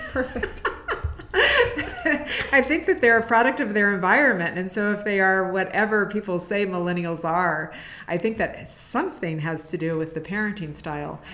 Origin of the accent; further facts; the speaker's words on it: San Francisco, California, United States; I've always lived in San Francisco